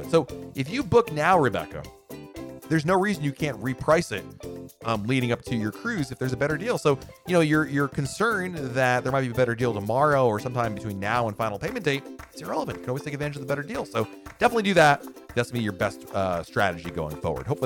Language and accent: English; New Jersey, United States; I've only been on three cruises out of Bayonne. I'm from New Jersey, so this has been super convenient.